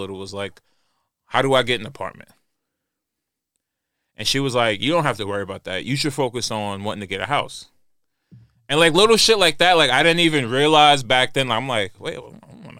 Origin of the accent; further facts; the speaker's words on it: New York, United States; growing up in New York, growing up in the hood back in the day